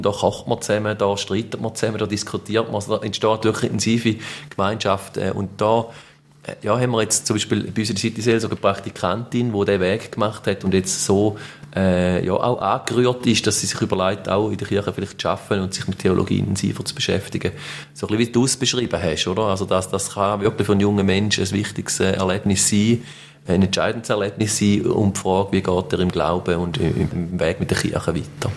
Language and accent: German; Mörschwil, St. Gallen, Switzerland; in Mörschwil, wo ich herkomme